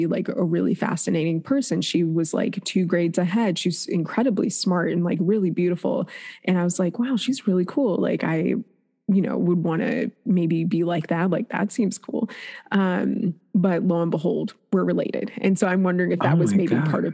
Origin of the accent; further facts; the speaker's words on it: Shaker Heights, Ohio, United States; also born or lived in Cleveland, Ohio; born in Cleveland, raised in Shaker Heights, which is right outside of Cleveland